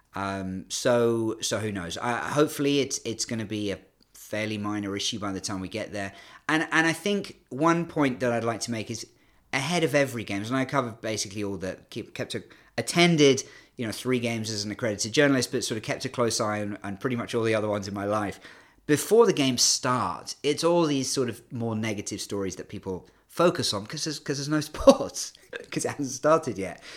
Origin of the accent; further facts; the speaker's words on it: United Kingdom; accent: British; moved away as an adult; also born or lived in Canada; now in China; despite my British accent, I'm actually half Canadian